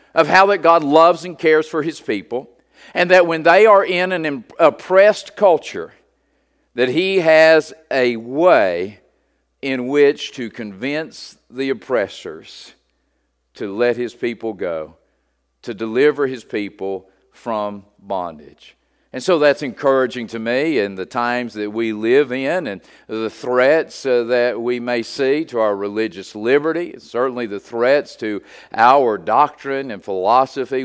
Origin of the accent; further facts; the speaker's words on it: United States; as an American citizen